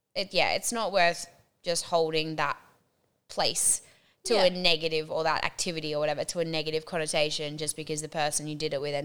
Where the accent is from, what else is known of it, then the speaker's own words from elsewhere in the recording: Sydney, New South Wales, Australia; also born or lived in Townsville / Brisbane; now in Gold Coast, Australia; Like, I grew up in Sydney and then moved to Townsville and then moved to Brisbane and now the Gold Coast.